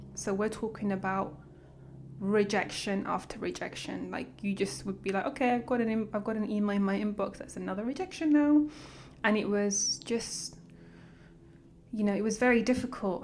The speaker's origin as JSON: {"language": "English", "region": "London", "country": "United Kingdom", "tie": "born or raised there", "also_born_or_lived": "Eritrea / Port Sudan, Sudan", "said": "I grew up around Hendon, Wembley Park, in London"}